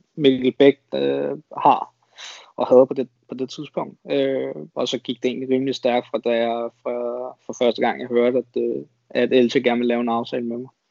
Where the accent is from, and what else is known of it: Denmark; also born or lived in Spain